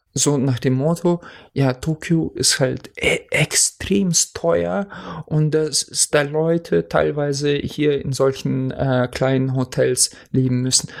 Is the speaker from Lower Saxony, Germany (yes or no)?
yes; Oldenburg, Lower Saxony, Germany; bei uns in Oldenburg